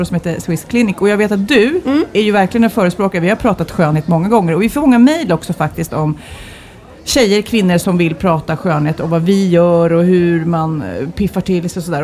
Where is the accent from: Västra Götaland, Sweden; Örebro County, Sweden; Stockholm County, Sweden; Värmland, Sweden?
Stockholm County, Sweden; Lidingö; jag är ju uppvuxen här